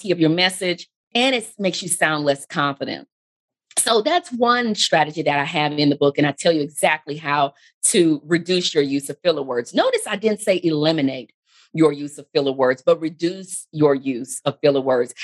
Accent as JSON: {"language": "English", "region": "Texas", "country": "United States", "said": "being from Texas myself. And as the years pass, I get lazier and lazier with controlling the accent that I have"}